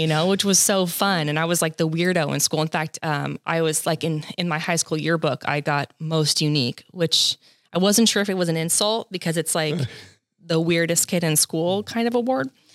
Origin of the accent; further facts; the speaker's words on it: Los Angeles County, Southern California, United States; I'm second generation Southern California, born and raised